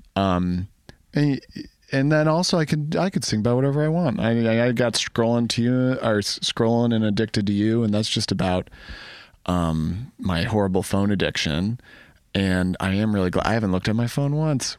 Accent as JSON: {"language": "English", "town": "Ann Arbor", "region": "Michigan", "country": "United States", "tie": "born or raised there", "said": "I'm from Ann Arbor, I grew up"}